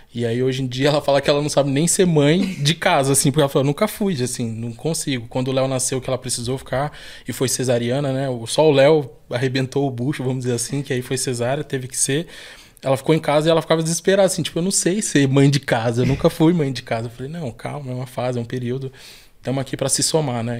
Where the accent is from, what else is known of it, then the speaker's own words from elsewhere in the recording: São Paulo, Brazil; sou da favela Monte Azul, nascido e criado ali